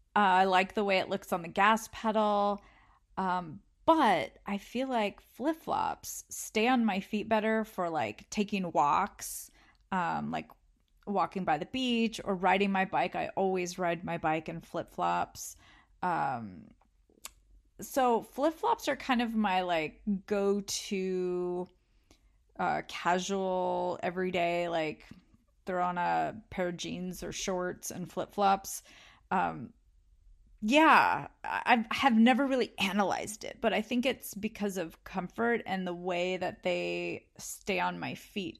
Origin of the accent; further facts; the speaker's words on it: California, United States; growing up in California by the beach